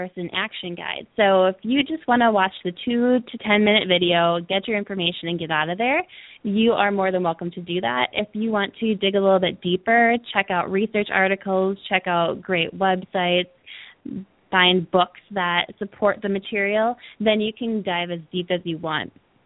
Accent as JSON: {"language": "English", "town": "Milwaukee", "region": "Wisconsin", "country": "United States", "tie": "born or raised there", "moved": "yes", "lives_now": "California, United States", "said": "where I grew up in Milwaukee, Wisconsin"}